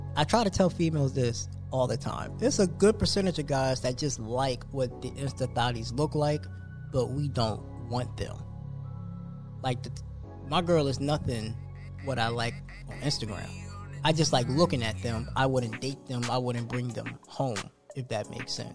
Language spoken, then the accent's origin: English; New Jersey, United States; moved away; I grew up on Wawa back in Jersey. So Wawa to me is like home.